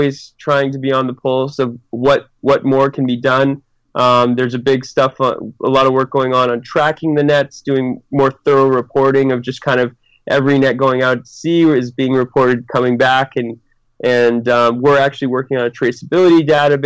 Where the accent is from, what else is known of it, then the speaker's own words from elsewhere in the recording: New England, Massachusetts, United States; moved away as an adult; also born or lived in Sydney, Australia; now in Chile; I grew up back in New England